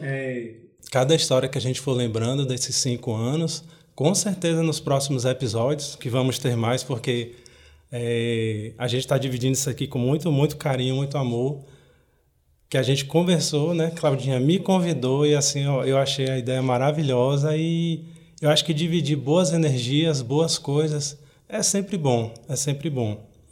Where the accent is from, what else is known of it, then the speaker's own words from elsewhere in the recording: Bahia, Brazil; now in Fortaleza, Brazil; Eu sou baiano